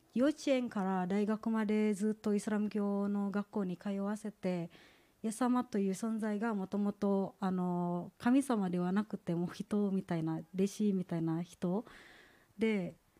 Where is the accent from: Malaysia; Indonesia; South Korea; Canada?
Indonesia; Japanese is a second language; moved away as an adult; now in Japan; インドネシアから来た